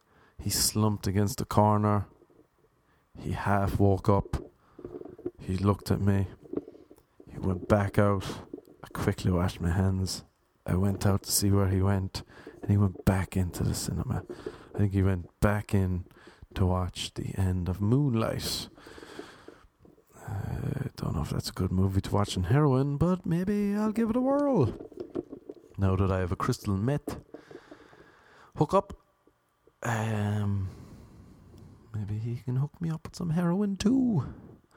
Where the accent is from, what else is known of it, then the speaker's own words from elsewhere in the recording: Cork, Munster, Ireland; accent: Cork; moved away as an adult; now in Los Angeles, United States; I am from Cork. This is a Cork accent.